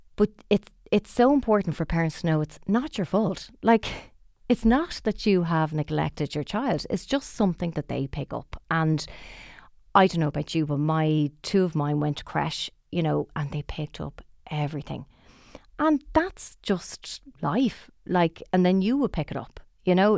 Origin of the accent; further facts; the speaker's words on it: Dublin, Leinster, Ireland; we're both from Dublin